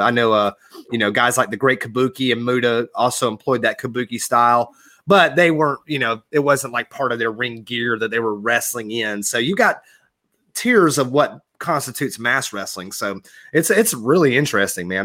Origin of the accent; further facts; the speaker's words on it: Georgia, United States; growing up in Georgia in the Carolina area